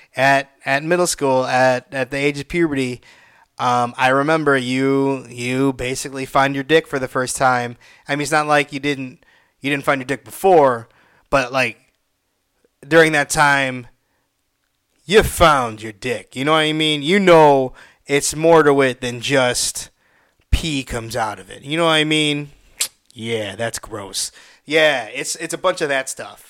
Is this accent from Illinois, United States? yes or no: yes; Illinois, United States; I'm from Illinois.